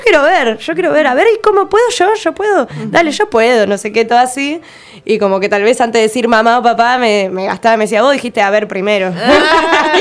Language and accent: Spanish; Ushuaia, Tierra del Fuego, Argentina; nací en Ushuaia, crecí en el barrio ecológico, pegada a una laguna